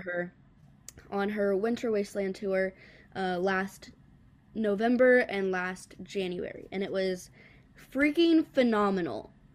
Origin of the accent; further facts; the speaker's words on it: the Carolinas, United States; moved away as an adult; now in Nashville, United States; I'm actually from the Carolinas, and then as soon as I graduated high school, I was like, okay, I'm, I'm going to Music City